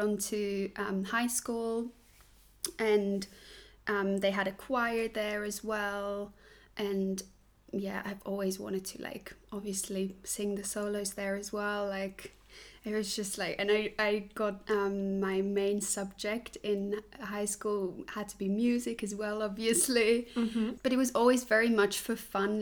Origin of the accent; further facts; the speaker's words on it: Switzerland; English is a second language; moved away as an adult; also born or lived in Australia / London; now in Germany; I was born in Switzerland, grew up in Switzerland in like a tiny village